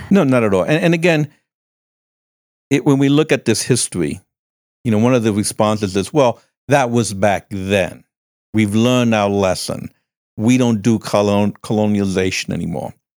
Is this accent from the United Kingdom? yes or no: no; Cuba; now in United States; I was born in Cuba